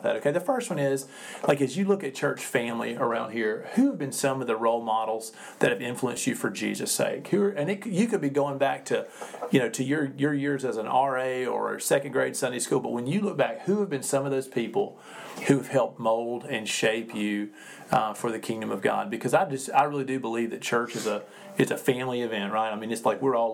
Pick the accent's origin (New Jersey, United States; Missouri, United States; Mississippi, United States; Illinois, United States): Mississippi, United States; Sugarloaf; It's near my hometown of Sugarloaf